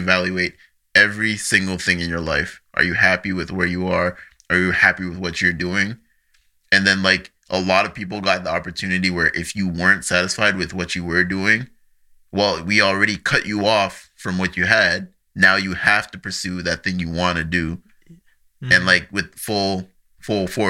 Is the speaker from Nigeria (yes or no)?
yes; Nigeria; now in Canada; I'm a Nigerian citizen, so I just went back to Nigeria for a year, lived with some family.